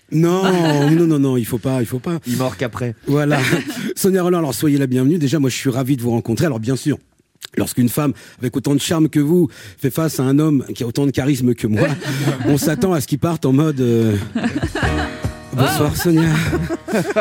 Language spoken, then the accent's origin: French; Martinique; Je suis martiniquais